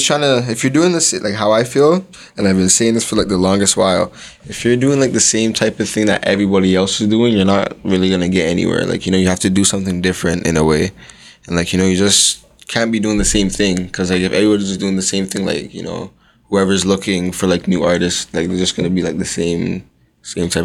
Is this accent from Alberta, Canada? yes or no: no; Whitby, Ontario, Canada; also born or lived in Toronto / Oshawa; I grew up in, like, Toronto. And then I moved to, like, Whitby when I was younger. And then it's been like Whitby, Oshawa mostly. Okay. So like mostly Durham area.